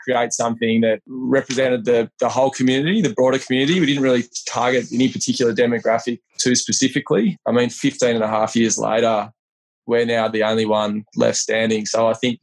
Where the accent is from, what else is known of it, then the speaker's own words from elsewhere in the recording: Leeton, New South Wales, Australia; moved away as an adult; also born or lived in Wagga Wagga / Canberra; now in Sydney, Australia; I was born in Waugh. I'm in southwest New South Wales and grew up in Leeton.